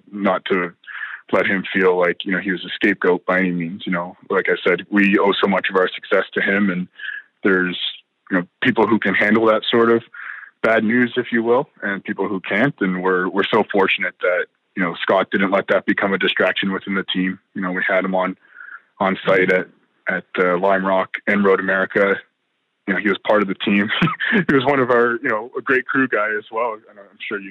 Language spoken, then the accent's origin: English; Canada; us Canadians